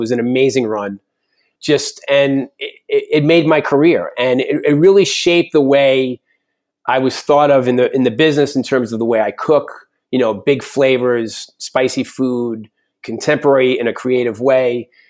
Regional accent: New York, United States; And I'm a New Yorker, but I really want to be a cowboy.

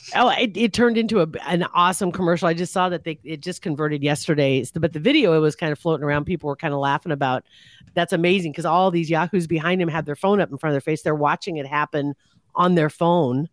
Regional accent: Ashland, Nebraska, United States; it was in the Ashland Gazette, which that's my hometown

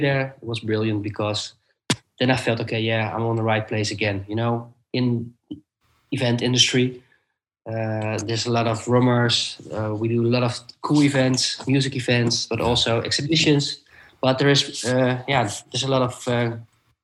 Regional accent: The Hague, South Holland, Netherlands; I live in The Hague and I worked in Amsterdam, and it's about 1.5 hour drive. So when my firstborn son was born, I was looking for a job nearby my hometown

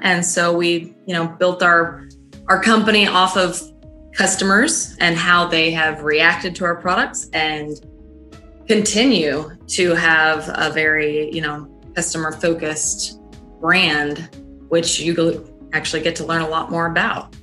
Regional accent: Decatur, Georgia, United States; moved away; also born or lived in Mississippi; I actually grew up right outside of Atlanta, Georgia, um, in a place called Decatur

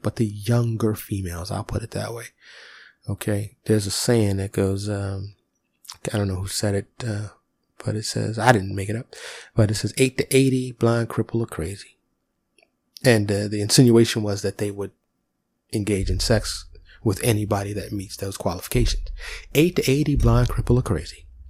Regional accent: New York, United States; I grew up in New York

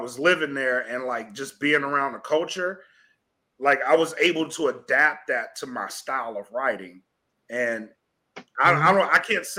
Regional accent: Southern US, United States; and I like this dynamic because I'm from the South.

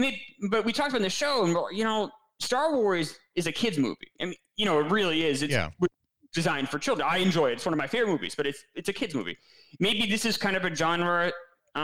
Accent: New York, United States; I'm from New York

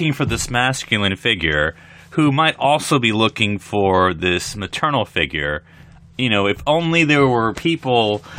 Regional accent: North Carolina, United States; because I'm from North Carolina.

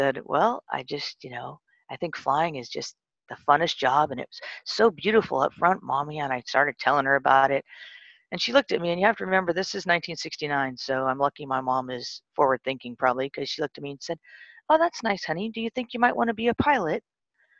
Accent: San Bernardino, California, United States; also born or lived in England; I grew up mostly in a place called San Bernardino, California.

